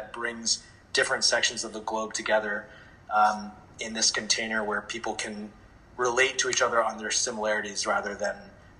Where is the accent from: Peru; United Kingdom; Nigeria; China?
China; also born or lived in Switzerland / United States; You know, I grew up, my parents are Indian, and I was born in America, but I grew up in China and Switzerland and a bunch of different countries, and I was always going to different international schools.